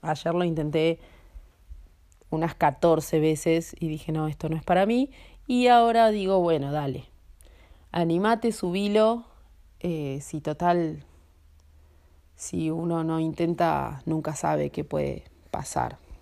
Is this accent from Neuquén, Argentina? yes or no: no; Buenos Aires, Argentina; moved away as an adult; soy nacida en Argentina, en Buenos Aires.